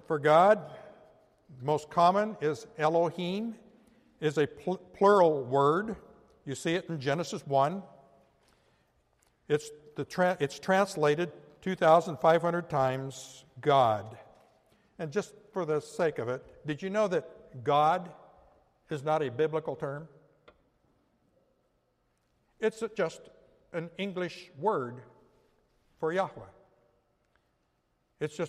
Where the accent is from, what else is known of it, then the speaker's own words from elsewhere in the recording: Yakima Indian Reservation, Washington, United States; moved away; I grew up in the Yakima Indian Reservation